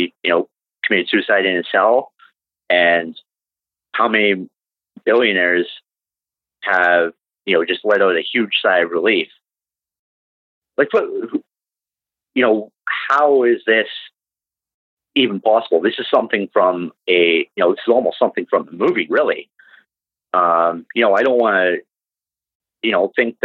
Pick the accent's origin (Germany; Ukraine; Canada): Canada; I'm from Canada